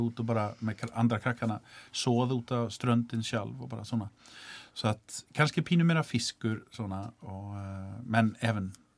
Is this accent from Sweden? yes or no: yes; Sweden; Icelandic is a second language; now in Iceland; ég er frá Svíþjóð